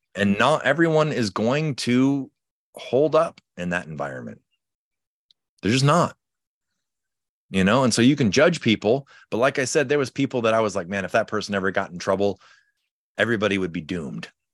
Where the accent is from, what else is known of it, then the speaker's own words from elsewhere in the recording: Chicago, Illinois, United States; now in California, United States; I'm from Chicago originally. When I moved out to California